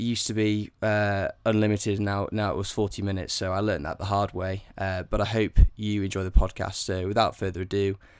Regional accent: Yorkshire and the Humber, United Kingdom; moved away as an adult; also born or lived in Bristol; now in London, United Kingdom; I was born and raised in Yorkshire as well. But I went to Bristol Uni back in 2014, and then subsequently moved to London. So unfortunately, I've lost the accent a little bit, but I am a Yorkshire person at heart for sure.

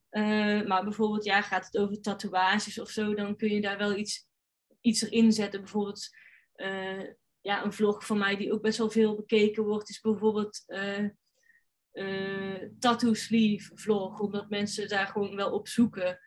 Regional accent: North Brabant, Netherlands; als Brabander

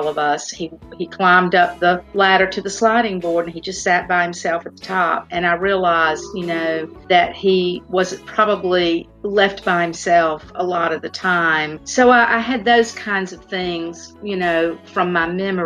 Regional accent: Spartanburg, South Carolina, United States; my hometown

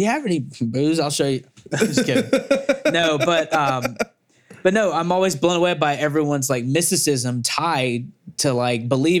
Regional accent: Mississippi River Delta, United States; cause I come from hustlers, dirt, you know, just devious people. Like we're near the from the Mississippi River Delta bottoms.

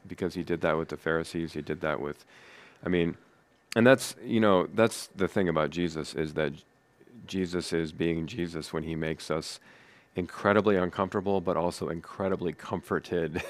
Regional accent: United States; I am proud to be an American

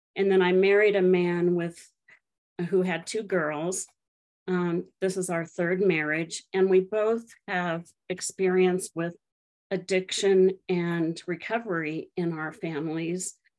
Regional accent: Colorado, United States; I grew up in Colorado, and both my kids were born in the um, city that I grew up

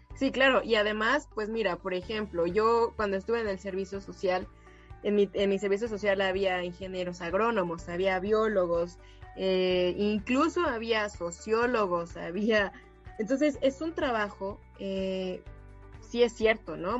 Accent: Mexico; como mexicana y dos como orgullosa universitaria de la FMBZ

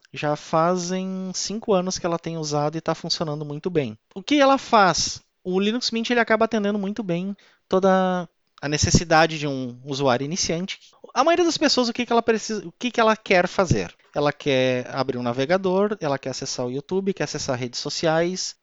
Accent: Ivoti, Rio Grande do Sul, Brazil; Eu venho da cidade de Ivoti, aqui na Grande Porto Alegre, pezinho da Serra, assim como Bento Gonçalves e Caxias

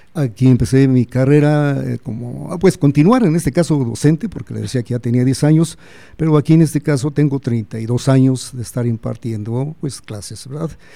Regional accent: Celaya, Guanajuato, Mexico; moved away as an adult; also born or lived in Mexico City; soy eh, nacido aquí en Celaya, mi familia es aquí de Celaya

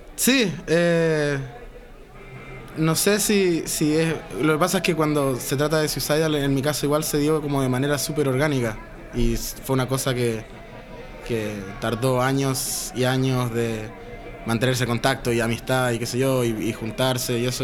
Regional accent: Chile; soy chileno

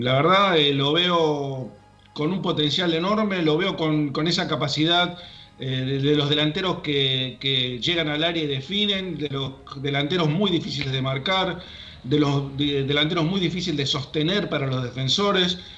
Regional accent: Argentina; somos los, los argentinos

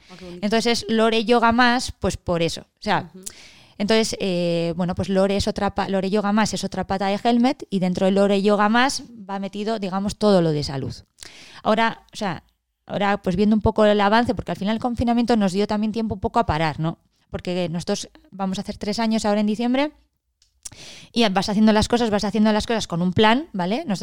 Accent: Eibar, Basque Country, Spain; de la todos somos de Ibar. O sea, en el fondo.

